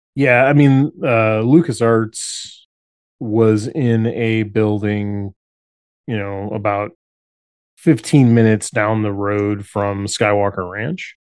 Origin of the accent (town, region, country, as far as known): Chicago, Illinois, United States; moved away as an adult